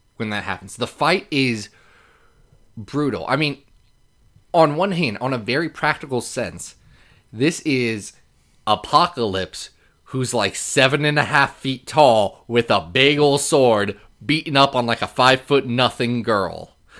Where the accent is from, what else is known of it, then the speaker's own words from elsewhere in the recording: Lexington, Kentucky, United States; I was born in Lexington